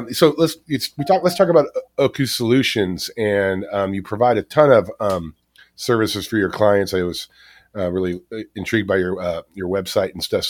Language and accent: English; Garden Grove, California, United States; I grew up in Garden Grove off of Knott Avenue and the 22